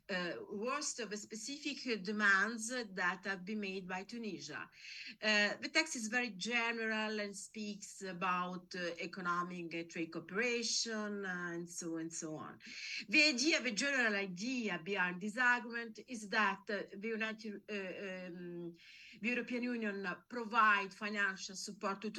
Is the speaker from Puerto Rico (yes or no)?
no; Nigeria; I'm not from Angola but I'm from Nigeria.